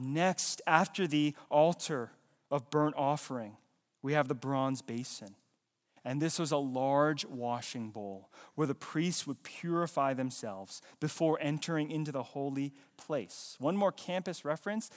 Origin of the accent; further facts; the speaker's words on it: Fayetteville, North Carolina, United States; I was born in the U S. I was born in Fayetteville, Nor-, North Carolina.